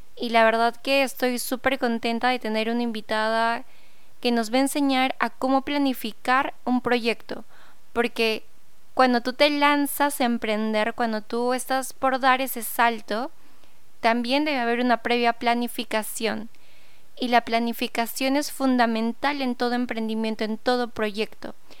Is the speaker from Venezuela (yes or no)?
no; Peru; aquí en Perú, porque bueno, soy peruana